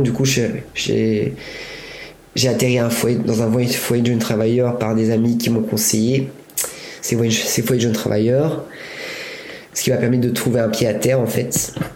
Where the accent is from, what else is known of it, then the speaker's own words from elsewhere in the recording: Buellas, Auvergne-Rhône-Alpes, France; moved away as an adult; also born or lived in England; now in Paris, France; J'habitais dans un village qui s'appelle Buélas, mon village natal, et qui est à côté de Bourg-en-Bresse, qui est à une heure de Lyon